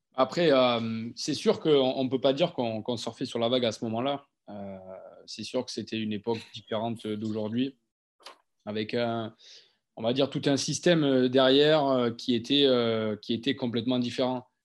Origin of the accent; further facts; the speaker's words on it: Monflanquin, Nouvelle-Aquitaine, France; moved away as an adult; also born or lived in Talence / Toulon; je viens du village de, de Montflanquin, dans, le Lot-et-Garonne.